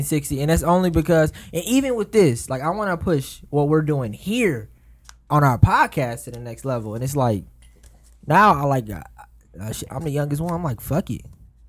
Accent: Milwaukee, Wisconsin, United States; I grew up in Cap.

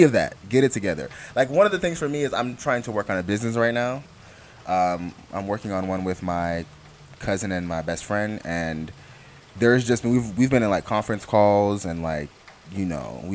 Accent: Florida, United States; also born or lived in Jamaica; I grew up in a pretty white area once I moved to Florida from Jamaica

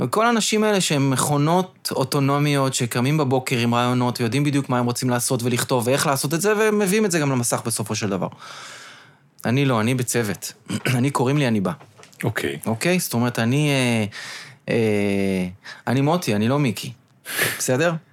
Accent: Petah Tikva, Central District, Israel; אני בא מפתח תקווה

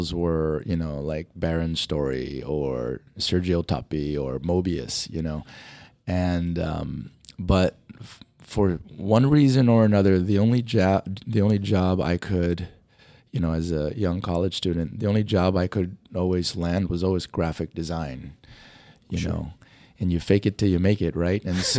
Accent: Kauai, Hawaii, United States; I was born and raised in Hawaii, in the island of Kauai.

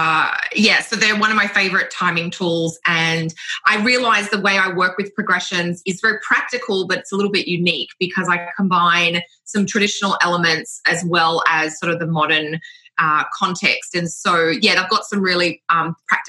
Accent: Australia; now in Canada; I'm an Australian astrologer and I live currently in Canada

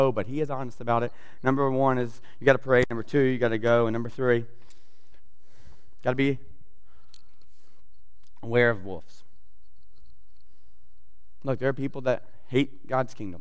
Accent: South Georgia, United States; I grew up in South Georgia

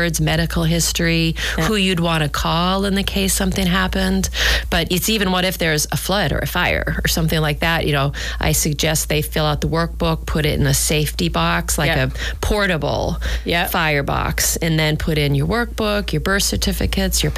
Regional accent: Nashua, New Hampshire, United States; moved away; we're from Nashua, New Hampshire.

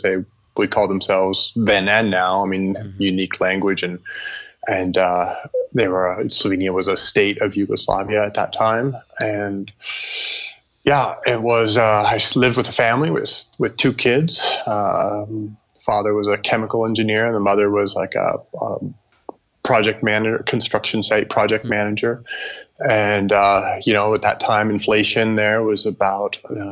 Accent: Oregon, United States; when I grew up in Oregon

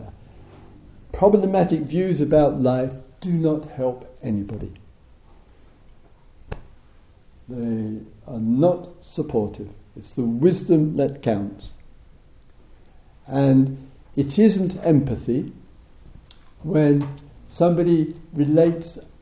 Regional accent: England, United Kingdom; we're English

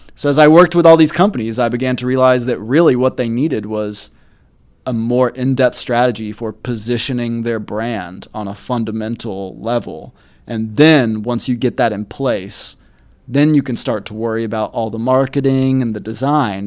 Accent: Kennesaw, Georgia, United States; moved away as an adult; also born or lived in Marietta, Georgia / Atlanta, Georgia; now in Chattanooga, United States; I grew up in Kennesaw, Marietta, Georgia, which is on the north side of Atlanta

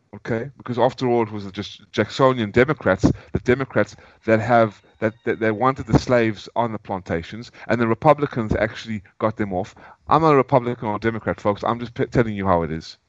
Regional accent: South Africa; moved away; also born or lived in United States; I'm a South African, but now I'm an American. I'm no longer going to call myself a South African.

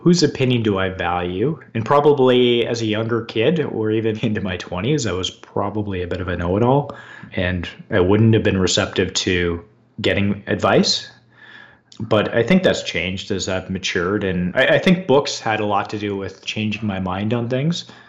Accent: London, Ontario, Canada; I grew up in London, Ontario, Canada

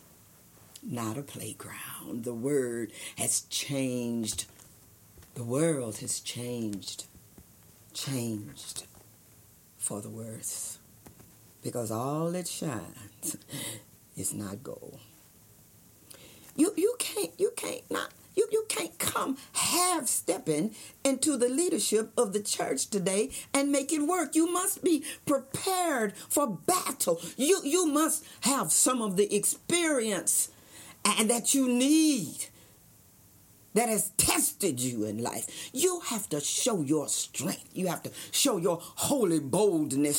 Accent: Texas, United States; moved away as an adult; also born or lived in Harlem, New York / Compton, California; I was born and raised in Texas, in a town, education town

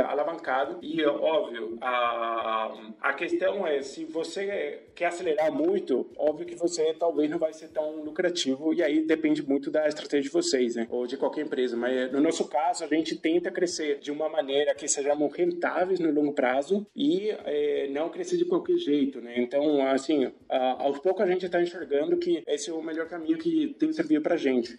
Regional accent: Asunción, Paraguay; Portuguese is a second language; moved away as an adult; now in Brazil; eu sou de Assunção, Paraguai. Eu moro no Brasil já há alguns anos

